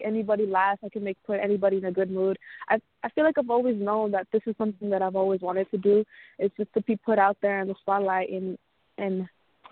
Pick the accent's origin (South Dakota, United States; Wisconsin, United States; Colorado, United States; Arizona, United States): Wisconsin, United States; I am from Wisconsin and 17 years old.